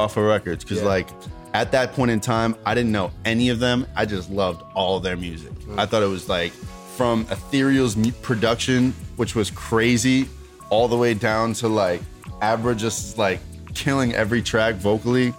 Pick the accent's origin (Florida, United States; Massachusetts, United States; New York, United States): Massachusetts, United States; Melrose; also born or lived in Roxbury; I'm from Melrose originally